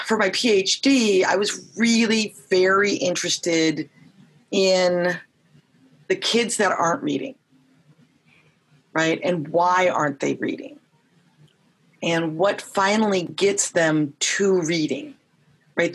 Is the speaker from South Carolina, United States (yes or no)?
no; Long Beach, California, United States; also born or lived in East Los Angeles, California; I grew up in Long Beach, California, and East LA, California